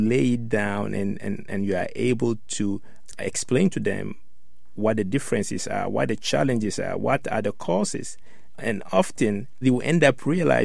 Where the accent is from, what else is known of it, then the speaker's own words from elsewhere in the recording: Ghana; now in United States; I grew up in Ghana, West Africa